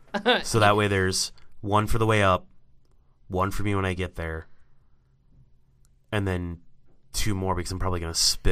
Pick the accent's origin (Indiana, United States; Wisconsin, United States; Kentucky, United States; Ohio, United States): Wisconsin, United States; born there; I mean, I was born in Wisconsin, so I guess that...